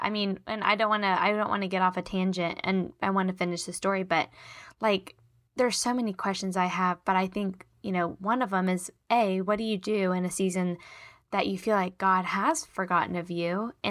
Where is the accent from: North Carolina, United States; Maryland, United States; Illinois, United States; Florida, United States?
North Carolina, United States; Charlotte; well, I'm from Charlotte and I'm married to Daniel and I went to this college and these are my friends.